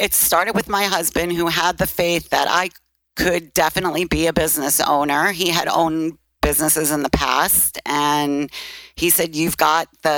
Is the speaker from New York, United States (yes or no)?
yes; New York City, New York, United States; accent: Brooklyn; moved away; also born or lived in Phoenix; I'm from Brooklyn. And obviously, even after 20 years, you still hear the Brooklyn accent.